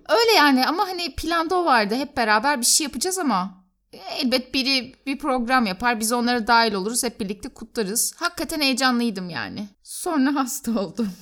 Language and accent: Turkish; Turkey; ben Türk'üm